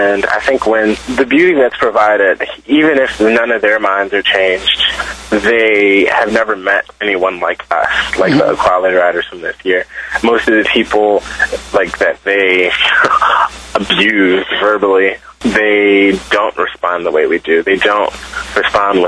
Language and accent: English; Philadelphia, Pennsylvania, United States; I'm from Philadelphia